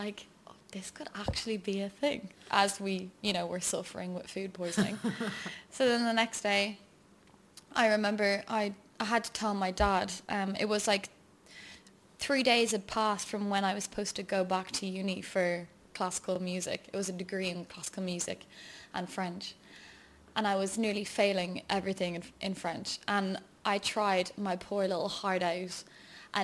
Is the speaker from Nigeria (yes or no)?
no; Dublin, Leinster, Ireland; moved away as an adult; now in London, United Kingdom; I'm from Dublin